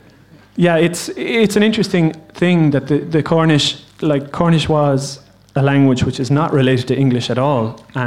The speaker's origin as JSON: {"language": "English", "town": "Limerick", "region": "Munster", "country": "Ireland", "moved": "as an adult", "lives_now": "Gaeltacht, Ireland", "said": "I'm from Limerick"}